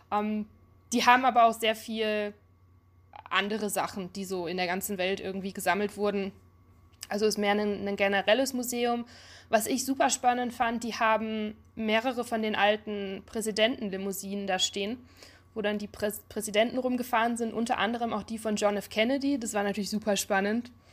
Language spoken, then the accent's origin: German; Duisburg, North Rhine-Westphalia, Germany; moved away as an adult; also born or lived in Munich; now in Detroit, United States; Ich bin in Duisburg aufgewachsen, in NRW